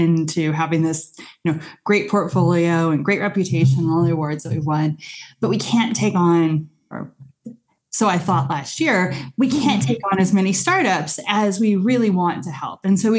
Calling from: Santa Cruz, California, United States; I am in Santa Cruz, California.

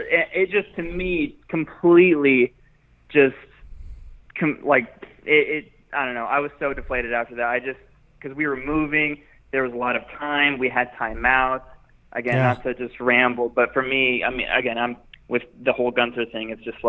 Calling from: Dallas, Texas, United States; from Dallas.

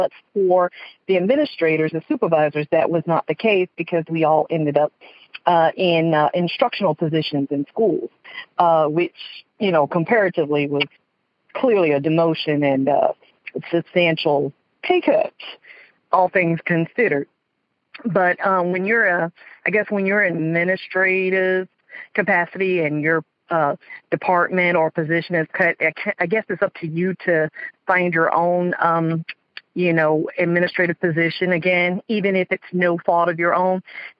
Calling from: West Palm Beach, Florida, United States; I'm calling from West Palm Beach

